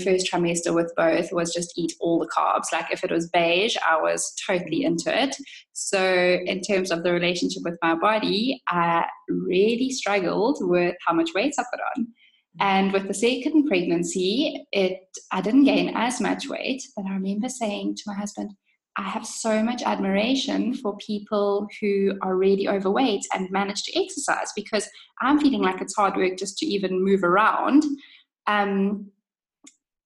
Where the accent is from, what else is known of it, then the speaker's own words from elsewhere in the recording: South Africa; moved away as an adult; also born or lived in London, United Kingdom; I am obviously originally from South Africa and studied physio here before moving to London